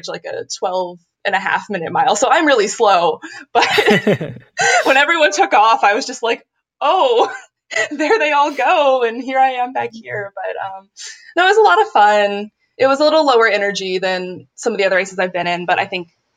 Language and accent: English; Cincinnati, Ohio, United States; moved away; I'm from Cincinnati.